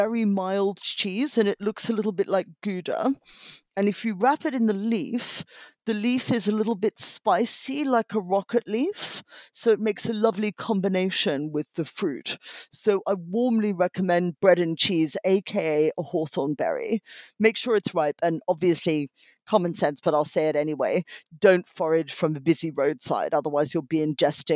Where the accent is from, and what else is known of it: Australia; born or raised there; moved away